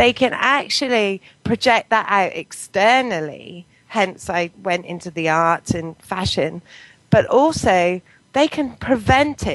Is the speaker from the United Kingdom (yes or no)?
yes; Poulton, England, United Kingdom; also born or lived in Bristol; now in Bath, United Kingdom; I grew up in Poulton, which is a little village